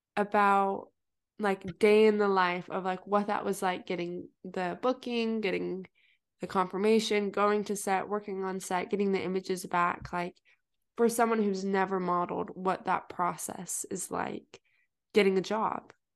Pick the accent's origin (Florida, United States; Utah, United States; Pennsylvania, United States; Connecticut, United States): Utah, United States; I'm from Utah